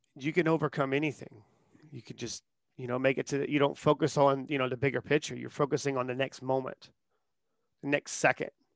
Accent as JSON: {"language": "English", "town": "Charleston", "region": "South Carolina", "country": "United States", "tie": "born or raised there", "said": "born and raised in Charleston, South Carolina"}